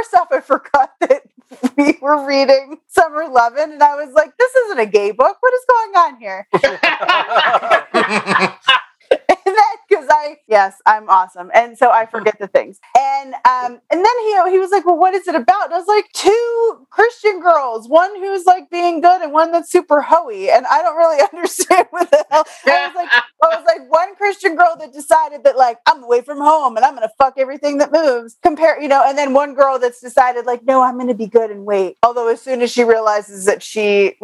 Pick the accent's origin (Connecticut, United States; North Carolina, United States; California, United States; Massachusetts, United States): Connecticut, United States; I knew plenty of kids growing up in Connecticut